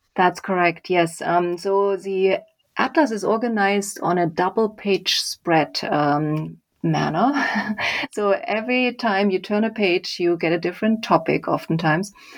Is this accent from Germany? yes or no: yes; Leipzig, Saxony, Germany; moved away; So I grew up in Germany. I did an engineering degree um, in Leipzig, my hometown